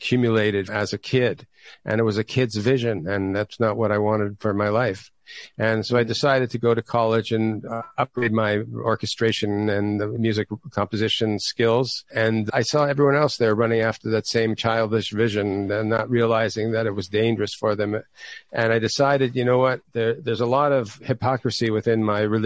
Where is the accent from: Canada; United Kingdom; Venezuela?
Canada; Toronto, Ontario; moved away; I grew up in Toronto, Canada, originally